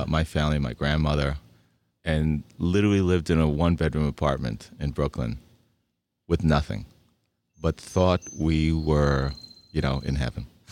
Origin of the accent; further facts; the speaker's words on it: Budapest, Hungary; now in United States; I was born in Budapest, Hungary